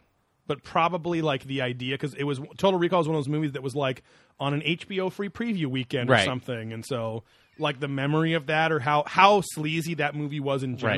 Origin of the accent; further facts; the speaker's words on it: West Coast, United States; we grew up on the West Coast. We didn't have a lot of forest around